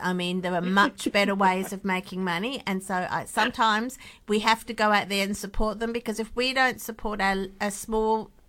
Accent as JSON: {"language": "English", "area": "Hamilton Hill", "region": "Western Australia", "country": "Australia", "tie": "born or raised there", "said": "I grew up in Hamilton Hill. So I love the area."}